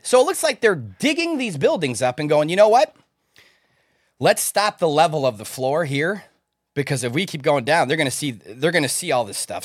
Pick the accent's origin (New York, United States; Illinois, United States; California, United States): Illinois, United States; Chicago; I was born in Chicago. So we were taught in school about the Chicago fire